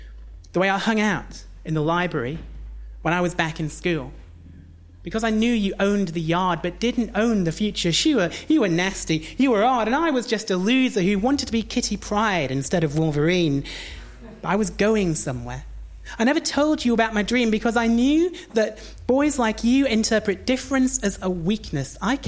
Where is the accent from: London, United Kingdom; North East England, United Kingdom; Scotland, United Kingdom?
North East England, United Kingdom; Washington; I don't sound like I'm from Newcastle. I am from there. Well, actually, I'm from a town called Washington, which is just outside of Newcastle.